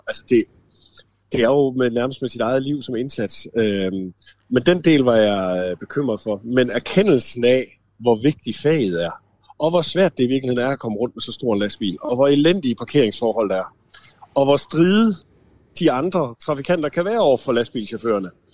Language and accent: Danish; the end of Randers Fjord, Central Denmark Region, Denmark; moved away as an adult; i lokalområdet ude for enden af Randersjord, hvor jeg voksede op